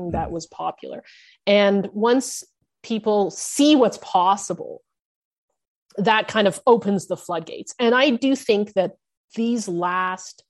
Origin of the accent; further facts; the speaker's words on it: Canada; I'm a second generation Asian Canadian American. I was born in Canada